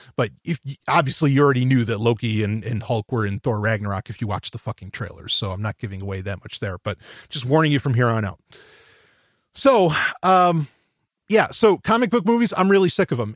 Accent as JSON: {"language": "English", "region": "New York", "country": "United States", "said": "I'm from New York"}